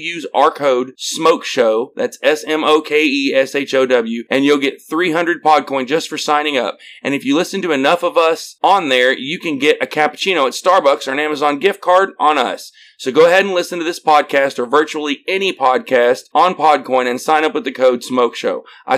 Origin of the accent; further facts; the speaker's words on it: Arkansas, United States; I'm from Arkansas, so